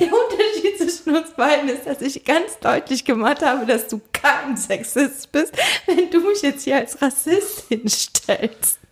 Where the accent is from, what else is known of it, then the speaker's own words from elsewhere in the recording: Rhineland, Germany; als Rheinländerin